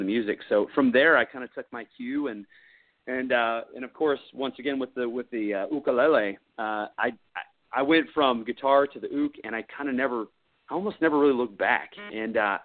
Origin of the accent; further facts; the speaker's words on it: Eugene, Oregon, United States; now in Texas, United States; I grew up in Eugene, Oregon